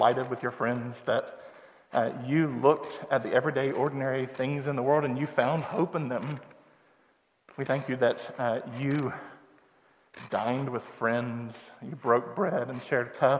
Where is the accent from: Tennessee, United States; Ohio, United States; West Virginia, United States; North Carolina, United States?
North Carolina, United States; Farmville; moved away; I didn't grow up in Greenville where there was the big college and the big schools and all this. I grew up in Farmville where everybody knew everybody